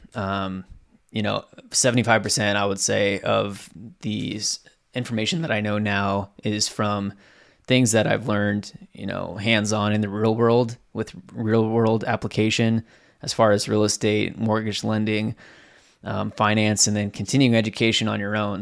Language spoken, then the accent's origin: English; Southwest Washington, United States; also born or lived in Southern California; I was born in Southern California. We moved up to Southwest Washington back in two thousand when I was in, like, kindergarten. So, essentially my entire life, I've lived in Washington State